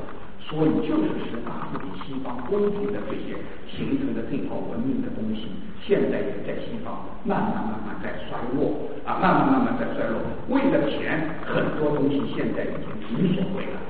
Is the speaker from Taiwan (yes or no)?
no; China; 当第一次世界大战，我们中国人对西方文明概念开始警惕是第一次世界大战。